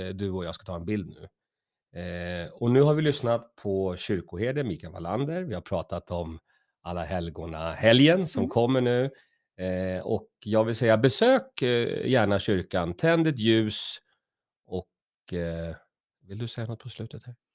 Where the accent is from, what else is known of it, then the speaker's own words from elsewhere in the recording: Stockholm, Stockholm County, Sweden; jag är ju uppvuxen i södra Stockholm